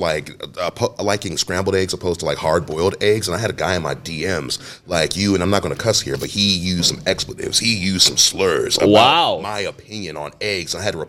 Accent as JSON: {"language": "English", "town": "Cleveland", "region": "Ohio", "country": "United States", "tie": "born or raised there", "said": "No, well, I grew up on Huff. It was 81st and Huff before I moved to 79th and Huff. And it was a rough area."}